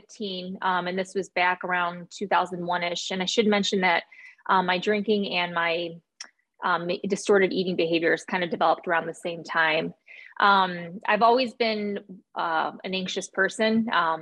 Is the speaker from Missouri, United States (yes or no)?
no; Northwest Indiana, United States; moved away as an adult; also born or lived in Arizona; now in Alabama, United States; I grew up in Northwest Indiana